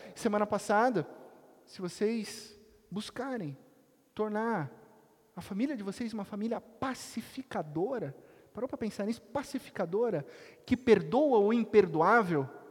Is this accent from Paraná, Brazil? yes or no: no; Itapetininga, São Paulo, Brazil; a grande Itapetininga, cidade onde onde eu nasci